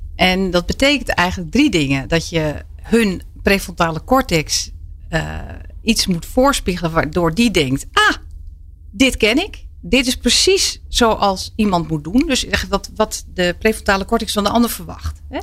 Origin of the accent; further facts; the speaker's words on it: Twente, Overijssel, Netherlands; ik ben opgegroeid in Twente